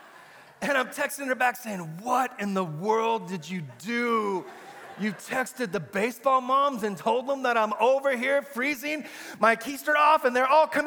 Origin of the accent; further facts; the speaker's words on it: Amarillo, Texas, United States; moved away as an adult; also born or lived in Brownsville, Texas; I was born and raised in Amarillo on the Texas Panhandle